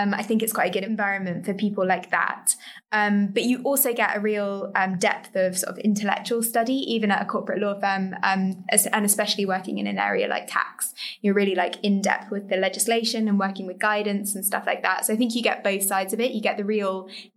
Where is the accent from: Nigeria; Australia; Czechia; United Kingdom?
United Kingdom; London; also born or lived in Cambridge; I grew up just in the East End of London, so near like Woolgate East kind of area